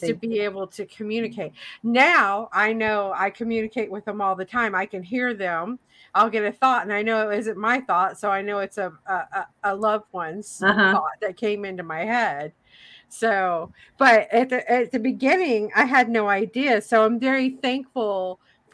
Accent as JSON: {"language": "English", "region": "Tennessee", "country": "United States", "tie": "born or raised there", "moved": "yes", "said": "I grew up in Tennessee."}